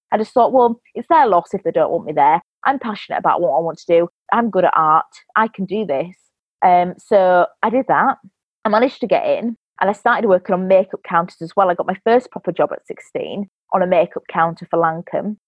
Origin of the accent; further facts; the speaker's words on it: Yorkshire and the Humber, United Kingdom; I'm from England, a place called West Yorkshire